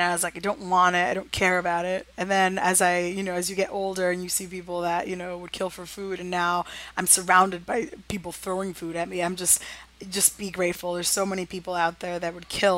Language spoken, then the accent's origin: English; New York City, New York, United States; I was born and raised in New York